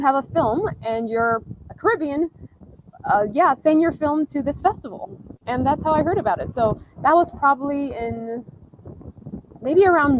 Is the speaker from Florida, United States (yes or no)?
no; Southern California, United States; so I was born and raised in California. So when you are born and raised, or at least for me, I was raised in Southern California around the majority of Mexicans.